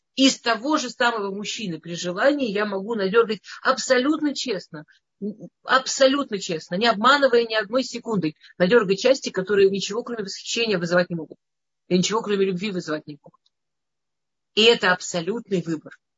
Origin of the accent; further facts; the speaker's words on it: Moscow, Russia; я из Москвы